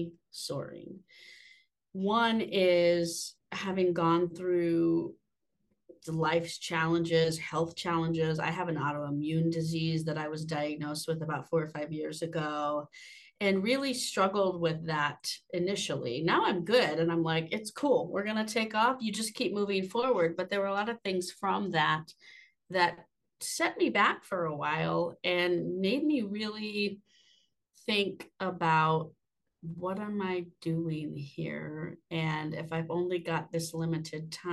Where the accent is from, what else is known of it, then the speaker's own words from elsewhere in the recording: Austin, Texas, United States; moved away as an adult; now in Boone, United States; I am a Texas girl at heart. I grew up in Austin, Texas, and I moved to the mountains in 2019